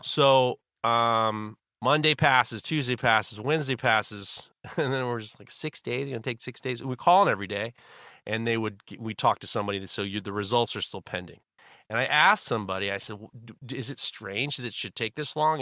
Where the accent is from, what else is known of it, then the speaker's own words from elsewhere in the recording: New York City, New York, United States; I'm white from Europe and New York City